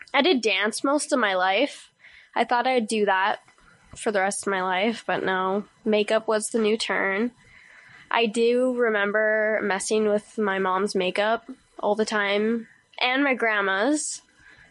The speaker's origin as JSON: {"language": "English", "town": "Prince George", "region": "British Columbia", "country": "Canada", "tie": "born or raised there", "said": "I was born and raised here in Prince George"}